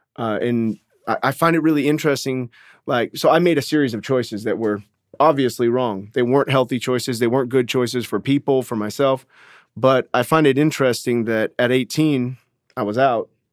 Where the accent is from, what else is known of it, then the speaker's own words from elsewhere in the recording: Orange County, California, United States; I grew up in Orange County, California